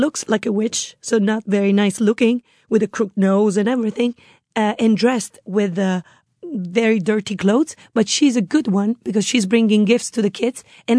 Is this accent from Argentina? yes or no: no; Rome, Lazio, Italy; also born or lived in Padua; I was raised in Rome, but I was born in Padova very close to Venice, so in Veneto region.